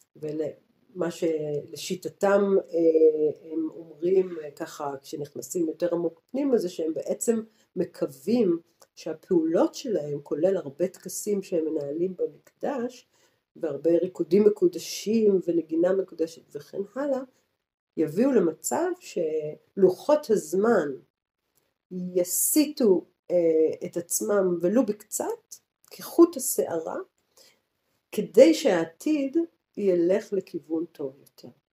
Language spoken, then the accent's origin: Hebrew; Tel Aviv, Tel Aviv District, Israel; moved away as an adult; also born or lived in Jerusalem; now in Goa, India; מתל אביב, בתור תל אביבית